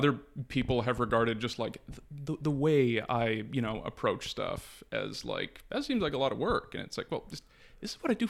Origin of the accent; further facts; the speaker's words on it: Toronto, Ontario, Canada; Born and raised, yeah.